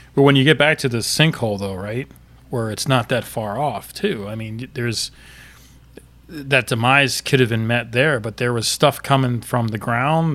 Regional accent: Florida, United States; I'm from Florida

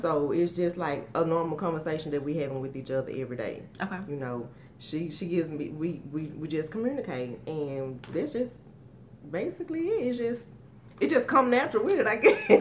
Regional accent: Shreveport, Louisiana, United States; moved away as an adult; I'm from Shreveport. I moved here three years ago

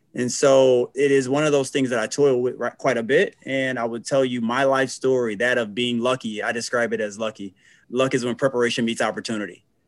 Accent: Flint, Michigan, United States; right in Flint, Michigan, where I'm from. More specifically, born and raised in North Flint

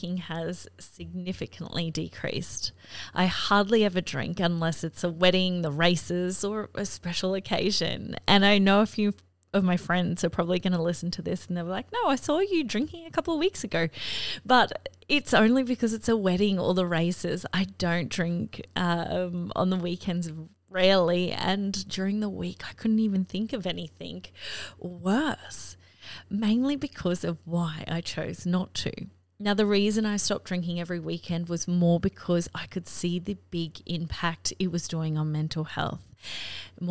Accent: Australia; growing up in Australia, it's a really big drinking culture here

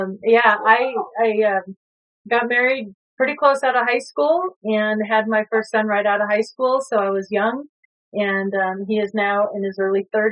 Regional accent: Illinois, United States; also born or lived in Wisconsin; I was born in Illinois.

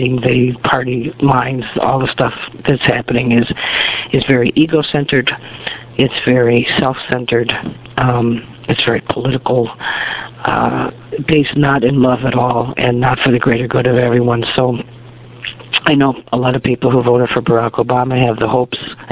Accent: United States; as an American

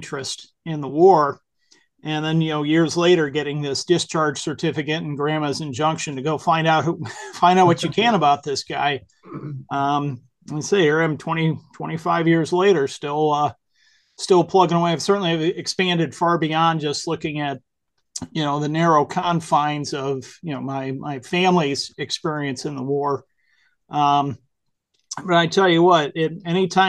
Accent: Whitehouse, Ohio, United States; also born or lived in Toledo, Ohio; I'm from Northwestern Ohio, grew up in a little town called White House, which is not so little anymore, but it was pretty little when I was growing up, and then in Toledo as well.

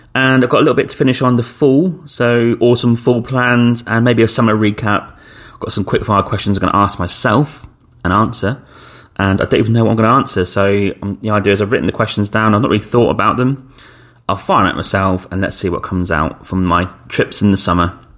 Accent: United Kingdom; we're British passports if you're from Britain

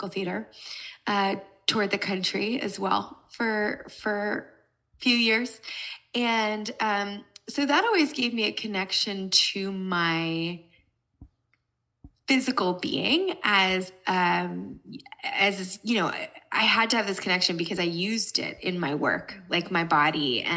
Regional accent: United States; moved away as an adult; also born or lived in Brooklyn, New York / New Jersey; now in Los Angeles, United States; I live in Los Angeles, California, but I grew up in New Jersey and New York City. So I'm originally an East Coaster

